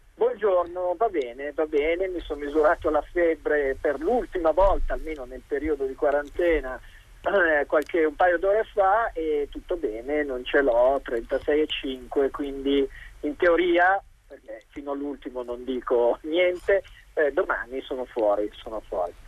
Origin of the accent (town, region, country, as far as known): Italy; now in China